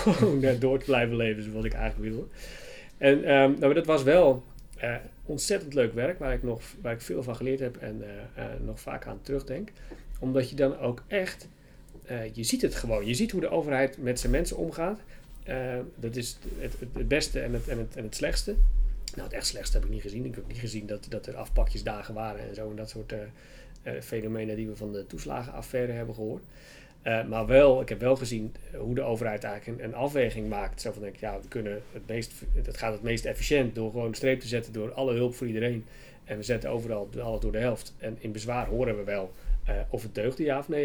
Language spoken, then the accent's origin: Dutch; Waddinxveen, South Holland, Netherlands; also born or lived in Leiden; ik ben geboren en getogen in Warningsveen.